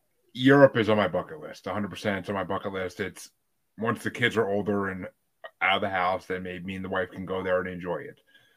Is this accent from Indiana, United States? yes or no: no; Kingston, New York, United States; I grew up in Kingston, New York, which was burnt during the War of 1812 by the British.